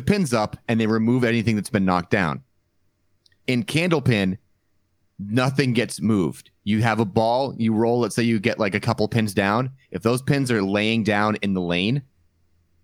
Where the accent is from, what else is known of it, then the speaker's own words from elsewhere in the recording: Leominster, Massachusetts, United States; I grew up in Leominster